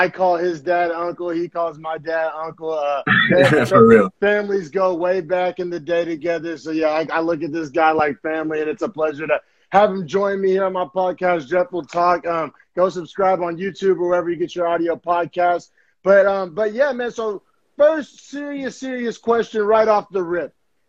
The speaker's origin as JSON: {"language": "English", "region": "Oklahoma", "country": "United States", "tie": "born or raised there", "moved": "yes", "lives_now": "San Francisco Bay Area, United States", "said": "I grew up in Oklahoma, then moved to the Bay."}